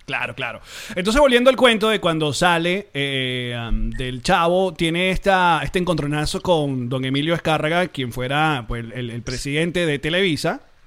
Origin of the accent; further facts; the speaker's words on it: Venezuela; como venezolanos